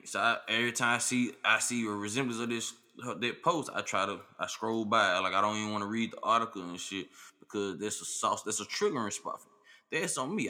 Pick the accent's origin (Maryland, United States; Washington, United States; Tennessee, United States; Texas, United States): Tennessee, United States; Memphis; I'm from Memphis